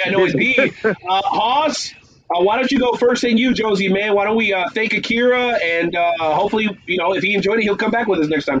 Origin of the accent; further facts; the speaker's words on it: Florida, United States; I'm from Florida. That's all I can say. I'm from Florida.